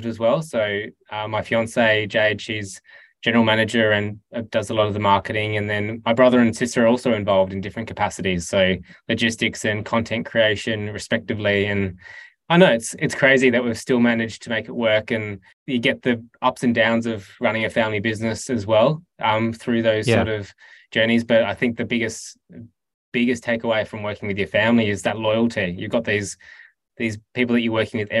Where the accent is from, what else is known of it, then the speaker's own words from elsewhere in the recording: Tasmania, Australia; I grew up in Tassie